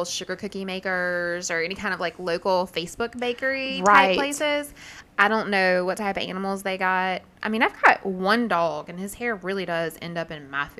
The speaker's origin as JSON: {"language": "English", "region": "the South", "country": "United States", "said": "I'm from the South"}